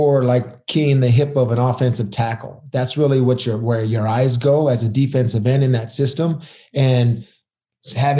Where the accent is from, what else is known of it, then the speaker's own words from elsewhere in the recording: Arizona, United States; I was from Arizona